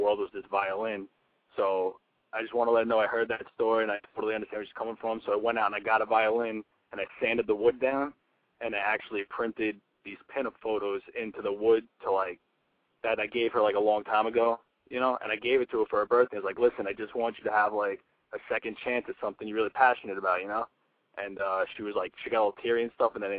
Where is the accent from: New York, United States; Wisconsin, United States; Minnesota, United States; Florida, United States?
New York, United States; I'm 27 and from New York.